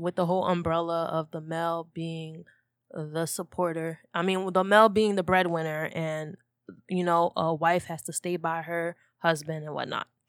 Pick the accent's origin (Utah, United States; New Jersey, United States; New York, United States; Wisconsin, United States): New Jersey, United States; we're from North Jersey